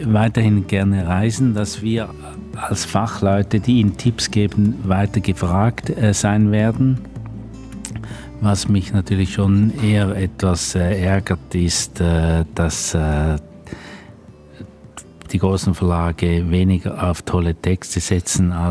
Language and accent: German; Switzerland; Ich bin ja ein Schweizer und bin eigentlich äh, eher nicht in äh, deutschen Medien tätigen. In, in der Schweiz bin ich, kenne man mich in der Branche